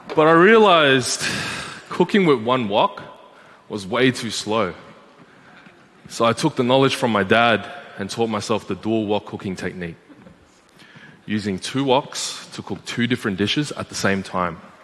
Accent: Malaysia; Growing up in Malaysia, the kitchens are outside, just like this.

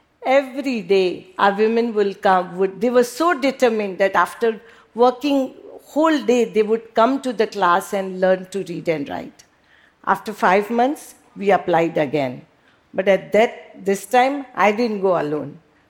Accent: Mumbai, Maharashtra, India; I was born and brought up in Mumbai.

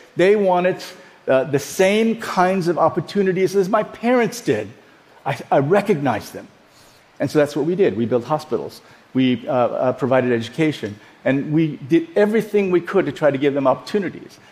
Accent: Iowa, United States; also born or lived in South Korea / Dallas; We grew up in Iowa

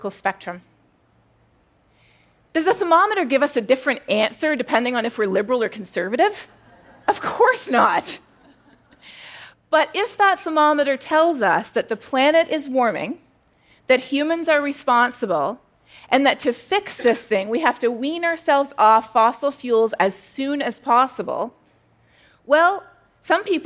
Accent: Canada; moved away as an adult; now in United States; I'm Canadian

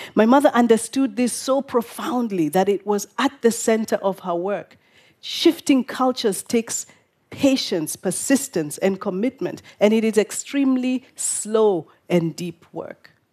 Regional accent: Nairobi, Kenya; This is my hometown of Nairobi

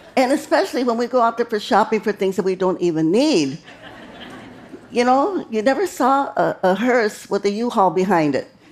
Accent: Stockton, California, United States; my hometown of Stockton, California

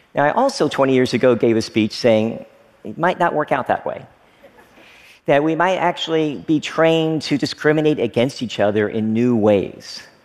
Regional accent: Frankfort, Kentucky, United States; moved away as an adult; also born or lived in Oneida, Tennessee / Stearns, Kentucky; I lived there for the first few years of my life before moving to another small town, Frankfort, Kentucky. Basically, I grew up in small town America

